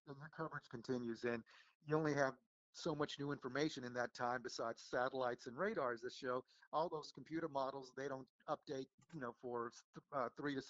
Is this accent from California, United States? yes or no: no; San Antonio, Texas, United States; moved away; I watched all the TV weather people in San Antonio growing up